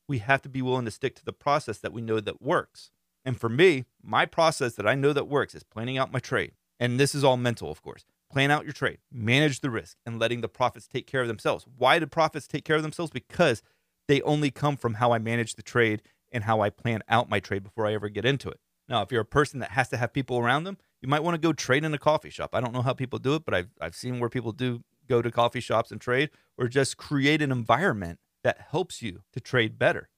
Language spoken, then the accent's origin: English; Central Florida, United States; I'm from Central Florida